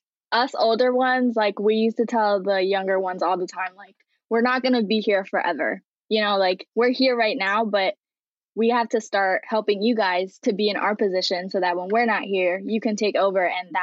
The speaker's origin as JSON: {"language": "English", "region": "New York", "country": "United States", "tie": "born or raised there", "said": "I was born and raised in Long Island. I am bilingual, English and Haitian Creole, and yeah."}